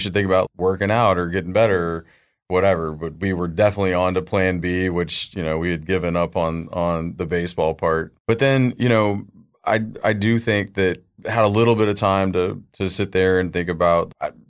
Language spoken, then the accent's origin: English; Dallas, Texas, United States; I grew up in Dallas, Fort Worth. Moved around for a little bit.